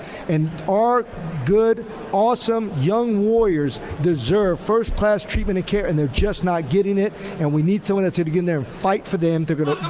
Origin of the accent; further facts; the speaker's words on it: National City, California, United States; I grew up in National City, California. So when I retired, and I just retired, and I'm a combat veteran